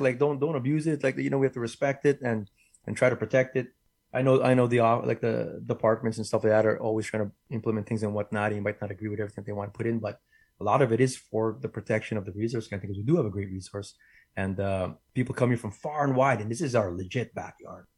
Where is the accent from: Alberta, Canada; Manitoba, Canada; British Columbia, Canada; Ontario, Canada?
Manitoba, Canada; Winnipeg; I'm born and raised in Winnipeg